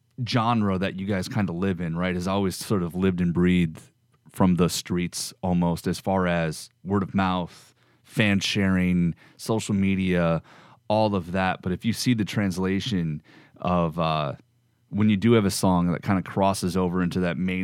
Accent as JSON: {"language": "English", "area": "Middle America", "region": "Midwest", "country": "United States", "said": "I'm from Middle America"}